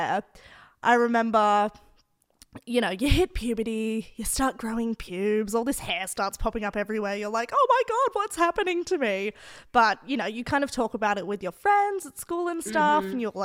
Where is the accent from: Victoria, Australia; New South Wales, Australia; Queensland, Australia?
New South Wales, Australia; Sydney; first language English; I grew up in the Northern Beaches, super white